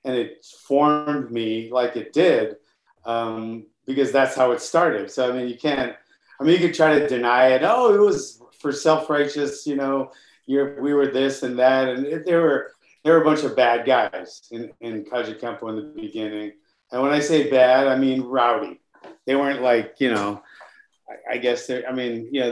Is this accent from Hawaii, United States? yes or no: yes; Hawaii, United States; I grew up in Hawaii. I started really young there